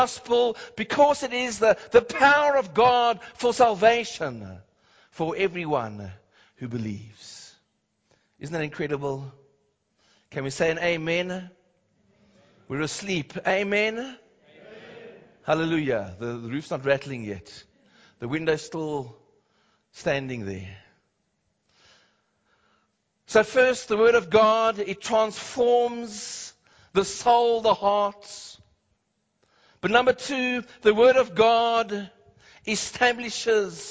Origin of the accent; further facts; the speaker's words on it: Cape Town, Western Cape, South Africa; I remember growing up in Cape Town